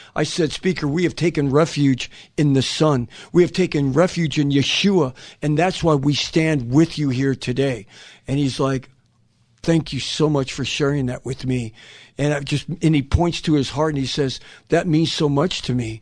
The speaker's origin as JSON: {"language": "English", "town": "Los Angeles", "region": "California", "country": "United States", "said": "I'm from Los Angeles."}